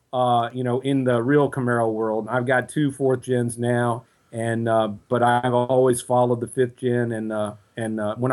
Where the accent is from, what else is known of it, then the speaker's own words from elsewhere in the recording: Virginia, United States; I'm a lifelong Virginia resident